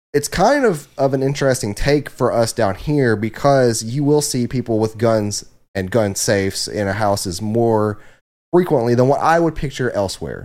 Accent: the South, United States; we are also from the South

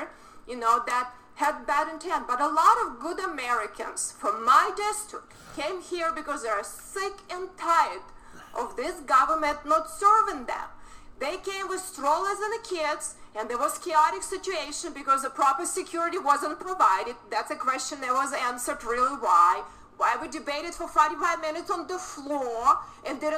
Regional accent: Ukraine; born or raised there; moved away as an adult; now in United States

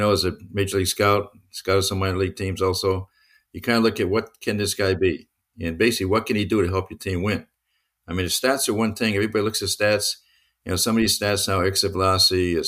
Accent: Connecticut, United States; I'm from Connecticut.

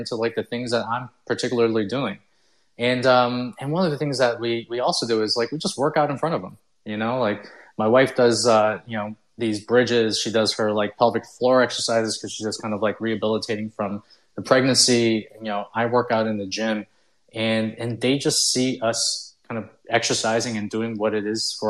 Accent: Canada; also born or lived in Philippines / United States; I was Chinese, born in the Philippines. Right after I was like 1 year old, I moved to the United States, and then we stayed there for about like a couple of years. We couldn't get a green card. Then we moved to like Canada.

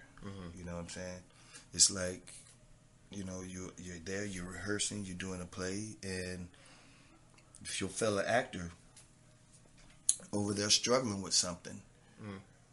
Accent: Treasure Coast, Florida, United States; accent: southern; representing my hometown, representing the tri-state, you know, the Treasure Coast, I mean, representing the state of Florida

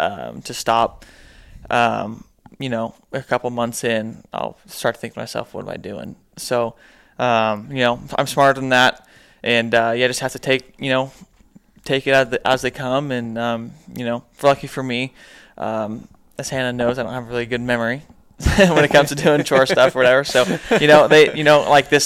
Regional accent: San Luis Obispo, California, United States; I grew up in San Luis Obispo, like 4 hours north on the coast, with my family

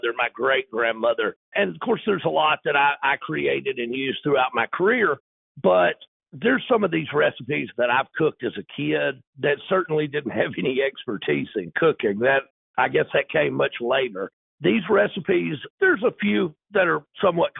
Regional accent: North Louisiana, United States; I'm actually from North Louisiana. Most of my career was spent in South Louisiana, but I'm back in North Louisiana

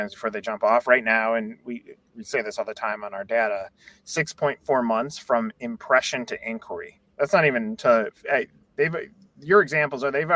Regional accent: Chicago, Illinois, United States; now in Atlanta, United States; I grew up in Chicago

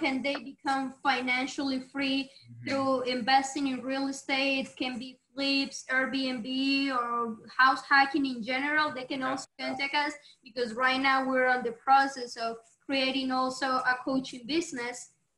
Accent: Medellín, Antioquia, Colombia; English is a second language; moved away as an adult; now in United States; I'm from Medellin, la ciudad más bonita, which is the most beautiful city of the country.

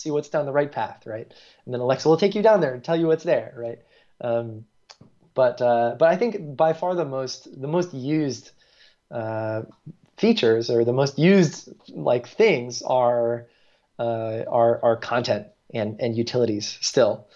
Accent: New York, United States; accent: American; moved away as an adult; also born or lived in Singapore; now in Paris, France; I'm from New York originally

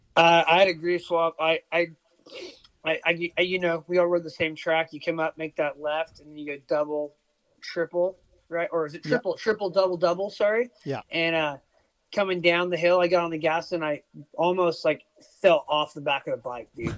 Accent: United States; now in Australia; I live in Oz. I'm American

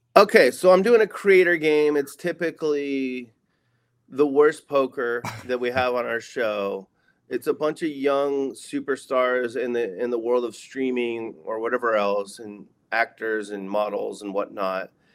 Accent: Oceanside, California, United States; moved away as an adult; also born or lived in Las Vegas, Nevada; my hometown casino, Ocean's Eleven

